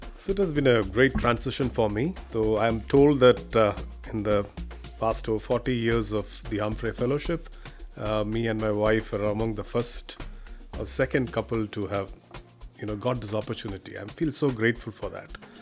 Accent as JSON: {"language": "English", "country": "India", "moved": "as an adult", "lives_now": "Washington, United States", "said": "I am an Indian Police Service officer"}